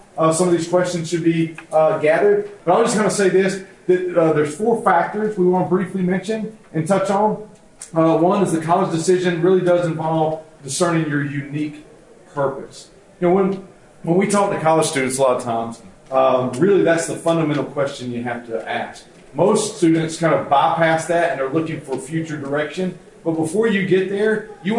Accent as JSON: {"language": "English", "town": "Wilmington", "region": "North Carolina", "country": "United States", "tie": "born or raised there", "also_born_or_lived": "Raleigh", "said": "I'm from North Carolina originally, so North Carolina is home. I grew up in Wilmington, moved to Raleigh"}